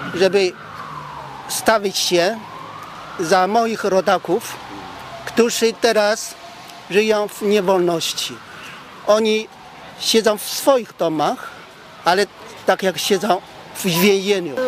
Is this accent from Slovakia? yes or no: no; Vietnam; now in Poland; Ja pochodzę z sąsiedniego kraju, z Wietnamu